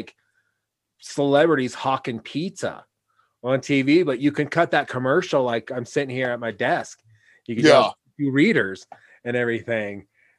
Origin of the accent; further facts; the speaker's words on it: Pacific Northwest, United States; but we're like we're good because we're from the Pacific Northwest, so we're good on that aspect